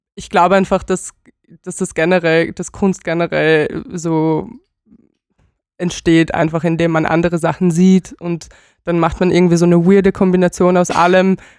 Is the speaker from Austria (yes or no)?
no; Bulgaria; moved away; ich komme aus Bulgarien